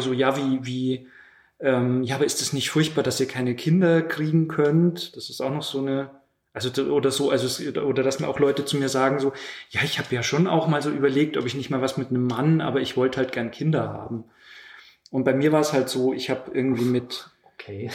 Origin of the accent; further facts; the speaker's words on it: Lower Bavaria, Germany; moved away; also born or lived in Munich; aus Niederbayern